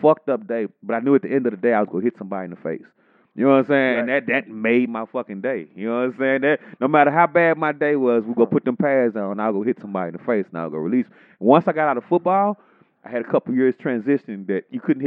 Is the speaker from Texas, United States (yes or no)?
yes; Texas, United States; I grew up in Texas